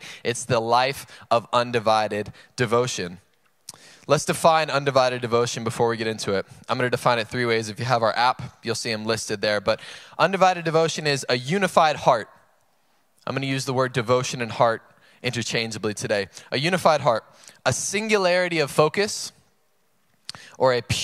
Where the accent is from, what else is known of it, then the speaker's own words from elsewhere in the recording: North Carolina, United States; now in San Marcos, United States; I'm from North Carolina, and I always go home for Christmas every year